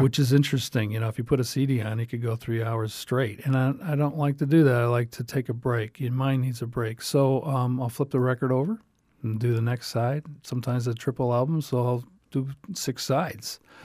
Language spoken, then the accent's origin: English; New York, United States; now in Southwest Florida, United States; I'm from New York